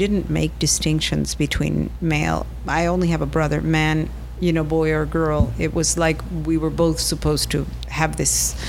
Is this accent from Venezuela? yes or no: yes; Venezuela; moved away as an adult; also born or lived in Pittsburgh, United States; I grew up in Venezuela, yes.